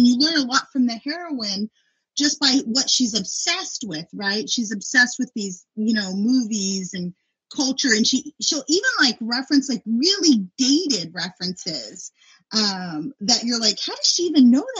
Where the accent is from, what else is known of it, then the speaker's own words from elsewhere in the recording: Inland Empire, California, United States; I grew up in the Inland Empire, and I never had been to LA.